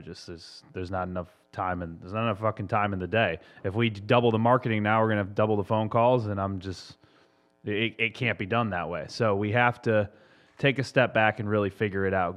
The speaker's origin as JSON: {"language": "English", "region": "Massachusetts", "country": "United States", "moved": "yes", "said": "my home state of Massachusetts"}